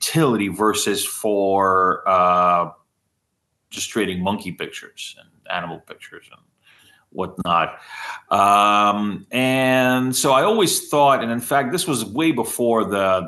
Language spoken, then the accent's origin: English; United States; since I am American